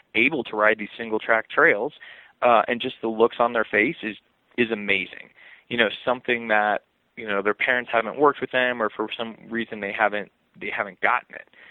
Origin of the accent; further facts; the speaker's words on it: Los Angeles, California, United States; also born or lived in Pennsylvania; I was born in Los Angeles so the concrete jungle out there